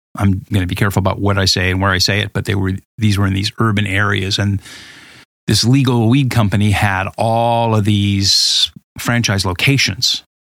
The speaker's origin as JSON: {"language": "English", "region": "Southern California", "country": "United States", "tie": "born or raised there", "also_born_or_lived": "Boulder, Colorado", "moved": "as an adult", "said": "I grew up in Southern California in the late seventies"}